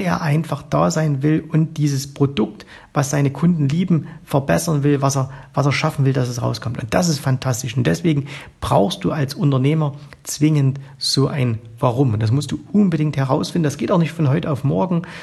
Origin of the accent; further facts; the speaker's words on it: East Germany, Germany; ich bin äh, im Osten aufgewachsen, ich war genau zur Wiedervereinigung 18 Jahre alt